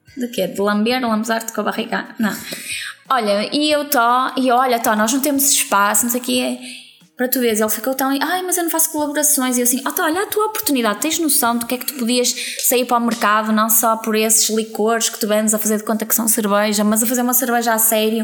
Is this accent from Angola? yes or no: no; Vila Nova de Gaia, Norte, Portugal; nós somos de Gaia